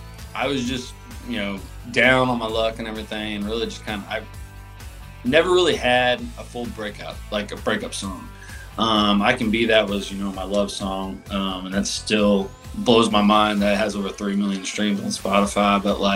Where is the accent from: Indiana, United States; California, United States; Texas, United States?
Indiana, United States; but like I'm from Indiana, so it's like